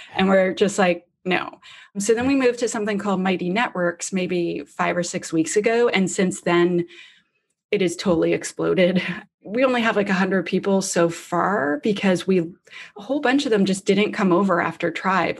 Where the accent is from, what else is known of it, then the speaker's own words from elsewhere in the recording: Canada; I'm Canadian.